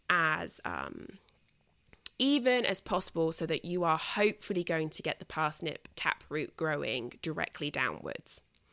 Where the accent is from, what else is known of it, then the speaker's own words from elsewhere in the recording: United Kingdom; And as I've mentioned before, I mean, obviously I'm British.